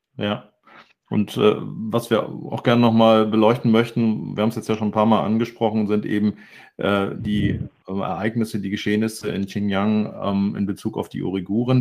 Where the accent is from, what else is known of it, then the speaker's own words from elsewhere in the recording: Hamburg, Germany; ich selber bin ja auch Hamburger